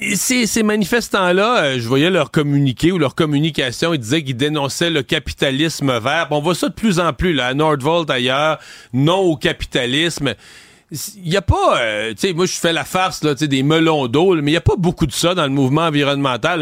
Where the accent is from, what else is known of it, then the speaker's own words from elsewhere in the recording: Quebec, Canada; pas chez nous au Québec.